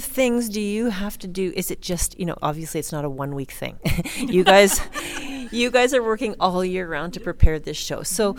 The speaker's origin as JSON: {"language": "English", "country": "Canada", "said": "I'm from Canada, so I don't see shows this big"}